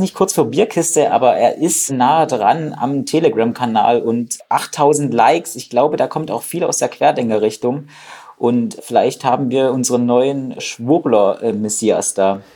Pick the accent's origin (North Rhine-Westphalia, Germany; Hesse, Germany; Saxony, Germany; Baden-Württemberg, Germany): Saxony, Germany; ich komme ja aus Sachsen